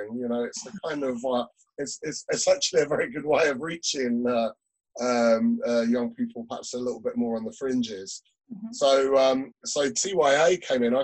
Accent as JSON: {"language": "English", "town": "Peterborough", "region": "East of England", "country": "United Kingdom", "also_born_or_lived": "Dublin", "moved": "yes", "lives_now": "Scottish Borders, United Kingdom", "said": "I'm from the east of England. So I'm from Peterborough, down in Cambridgeshire."}